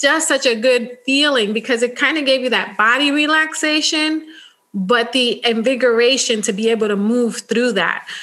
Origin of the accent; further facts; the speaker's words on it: United States; I was born in the United States